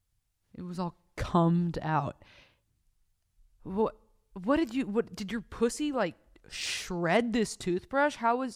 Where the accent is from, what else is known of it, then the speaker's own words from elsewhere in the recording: Oceanside, California, United States; Vista, I'm from Oceanside. Which is the next city close to it.